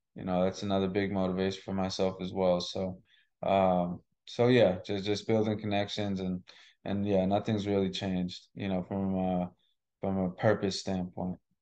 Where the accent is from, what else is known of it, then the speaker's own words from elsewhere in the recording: Massachusetts, United States; also born or lived in Boston / Shrewsbury; I grew up in Massachusetts